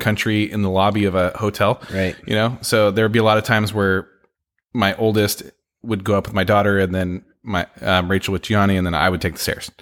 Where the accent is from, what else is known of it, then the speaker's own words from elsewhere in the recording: San Francisco, California, United States; now in Oregon, United States; I grew up in San Francisco